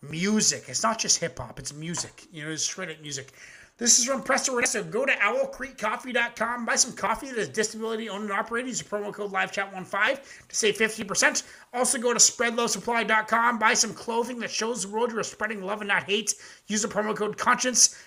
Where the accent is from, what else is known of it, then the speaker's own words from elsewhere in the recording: Ontario, Canada; I'm Canadian